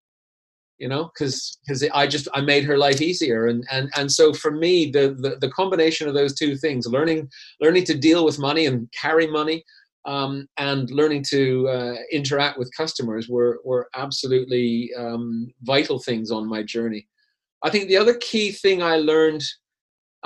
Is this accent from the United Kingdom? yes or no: no; Canada; moved away as an adult; also born or lived in Vancouver / Zurich, Switzerland; now in Switzerland; growing up in Canada where it's not that old and things are relatively homogeneous